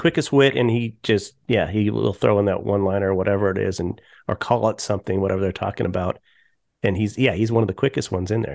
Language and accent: English; Colorado, United States; I grew up in Colorado